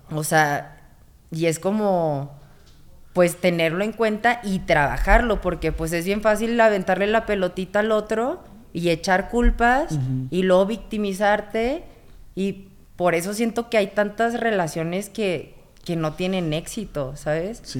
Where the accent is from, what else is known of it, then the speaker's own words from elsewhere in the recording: Monterrey, Nuevo León, Mexico; yo vengo de Monterrey y allá, o sea, de 10 palabras, 11 son maldiciones